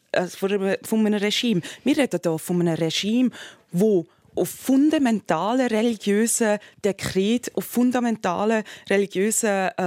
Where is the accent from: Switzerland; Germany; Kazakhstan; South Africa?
Switzerland; das ist ja auch das Ideal, das wir als Schweizer wollen.